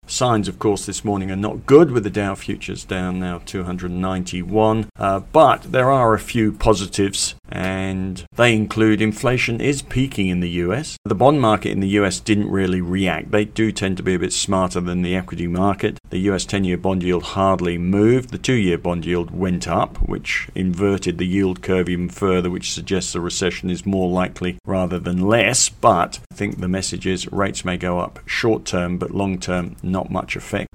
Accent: England, United Kingdom; born or raised there; moved away as an adult; now in Australia

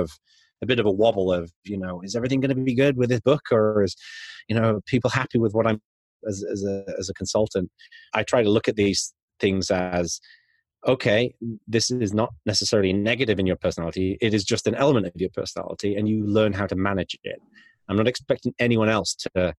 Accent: Yorkshire and the Humber, United Kingdom; I was growing up in North Yorkshire in the UK

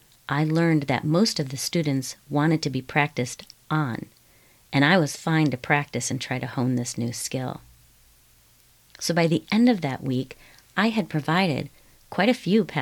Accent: Wisconsin, United States; I was born and raised in Wisconsin

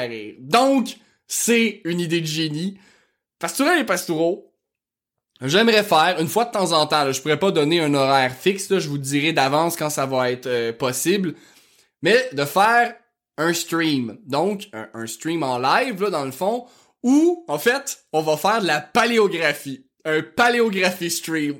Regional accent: Quebec, Canada; accent: rural Québécois (fond de campagne); mon accent de fond de campagne

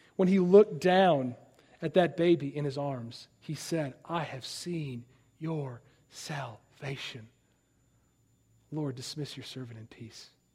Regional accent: Chicago, Illinois, United States; I'm from Chicago

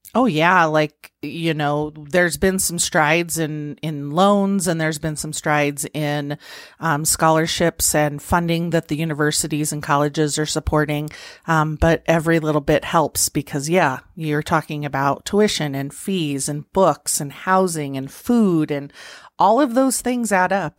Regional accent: Pueblo, Colorado, United States; also born or lived in Nebraska; I was born and raised in Pueblo.

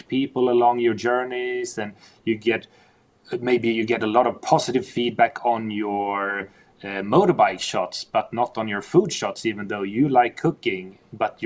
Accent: Stockholm, Stockholm County, Sweden; growing up in Stockholm, diving in Stockholm for the first 15 years

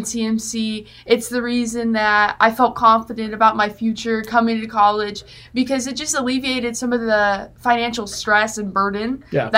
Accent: Greencastle, Missouri, United States; I'm from Green City. I graduated from Green City, but I lived in Greencastle, which is a smaller town

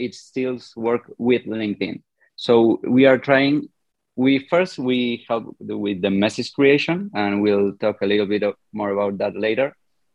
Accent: Argentina; I'm a developer from Argentina.

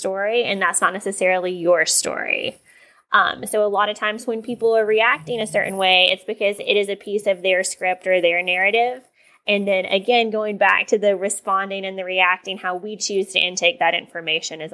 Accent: East Tennessee, United States; growing up in East Tennessee

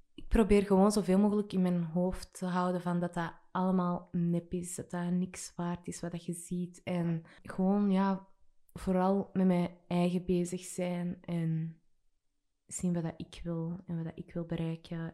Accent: Antwerp, Flanders, Belgium; Ik kom uit Burgerhout

